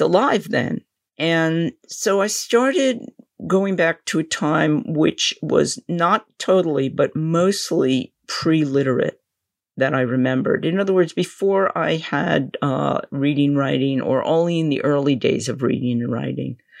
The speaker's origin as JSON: {"language": "English", "region": "New York", "country": "United States", "said": "I'm from New York"}